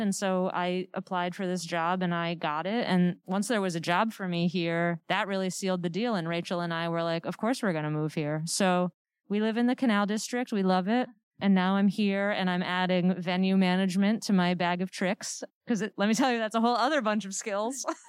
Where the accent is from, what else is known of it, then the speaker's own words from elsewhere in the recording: Connecticut, United States; also born or lived in Amherst, Massachusetts / New York; now in Worcester, United States; I've sort of lived all around New England. I grew up in Connecticut.